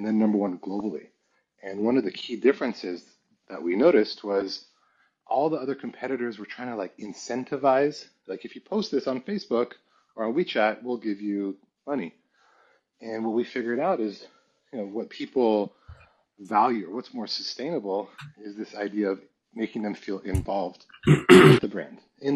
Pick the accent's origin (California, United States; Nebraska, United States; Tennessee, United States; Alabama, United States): California, United States; Palo Alto; moved away as an adult; also born or lived in Paris / Santa Barbara / China; they ended up in Palo Alto. So that's where I grew up until 24 when I went to China.